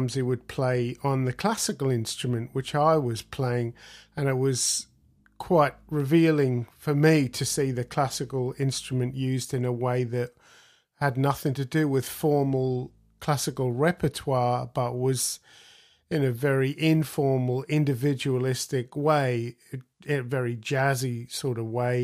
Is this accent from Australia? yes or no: yes; Australia; I grew up in Australia